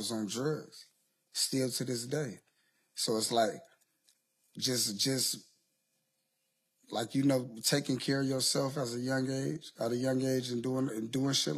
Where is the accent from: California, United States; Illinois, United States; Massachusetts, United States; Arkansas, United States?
California, United States; Compton; I come from Compton, California